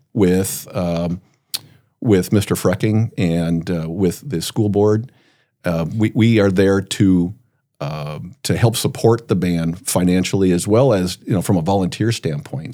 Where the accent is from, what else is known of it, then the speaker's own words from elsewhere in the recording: Brookings, South Dakota, United States; growing up in Brookings, I would lay in my bed listening to Brad Reimers on K B R K